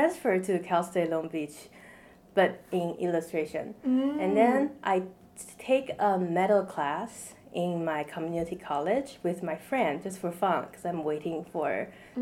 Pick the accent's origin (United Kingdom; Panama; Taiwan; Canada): Taiwan; moved away as an adult; now in United States; I was born in Taiwan, which is an island in East Asia. And I moved here after high school